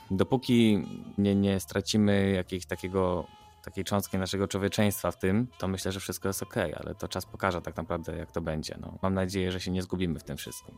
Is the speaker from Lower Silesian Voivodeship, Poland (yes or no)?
yes; Wrocław, Lower Silesian Voivodeship, Poland; jako dziecko miałem bardzo dużo problemów dorastając we Wrocławiu